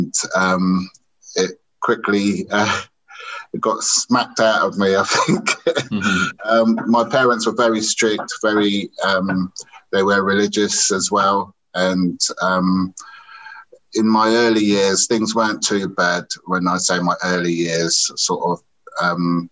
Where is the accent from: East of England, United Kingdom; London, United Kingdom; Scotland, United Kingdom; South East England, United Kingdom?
South East England, United Kingdom; Oxford; also born or lived in Caribbean; I grew up in Oxford after being born here and then being taken over to the Caribbean until I was 3 years old. And then I came back to the UK.